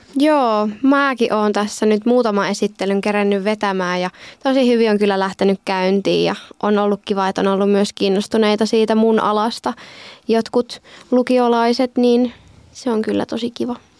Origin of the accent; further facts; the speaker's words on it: Lohja, Uusimaa, Finland; moved away as an adult; now in Joensuu, Finland; mä oon kotoisin Lohjalta